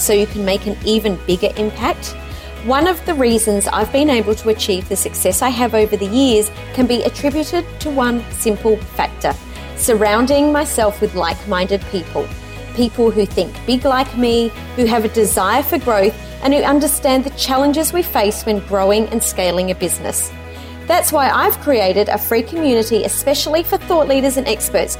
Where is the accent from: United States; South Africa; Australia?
Australia; Adelaide, South Australia; moved away; I'm originally from Adelaide